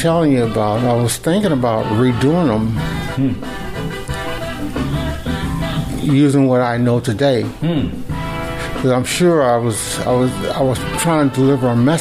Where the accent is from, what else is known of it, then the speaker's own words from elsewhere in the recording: Kirkwood, Missouri, United States; I started out in my hometown. This is a picture of me, 15 years old, painting Kirkwood scenes